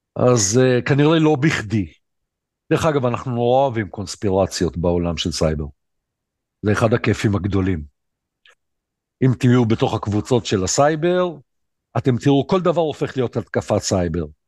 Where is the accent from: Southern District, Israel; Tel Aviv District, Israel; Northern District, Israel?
Southern District, Israel; Ashdod; אני אשדודי